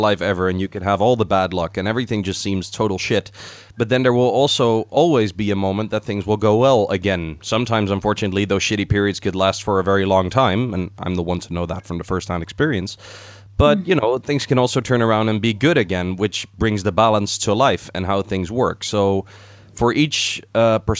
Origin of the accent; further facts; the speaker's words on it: Netherlands; I'm from the Netherlands